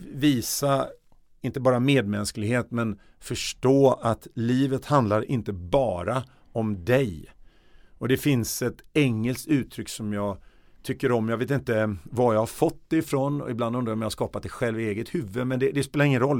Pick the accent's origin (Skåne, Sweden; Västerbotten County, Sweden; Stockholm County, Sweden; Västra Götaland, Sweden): Stockholm County, Sweden; Stockholm; also born or lived in Gothenburg; där växte jag upp eh, i en söderförort i Högdalen mellan jag var 8 år till jag var 20.